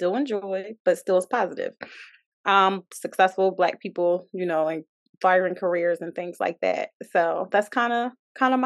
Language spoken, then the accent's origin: English; Philadelphia, Pennsylvania, United States; also born or lived in DMV (Washington D.C. area); now in Washington D.C. area, United States; I'm from Philly, but I live in the DMV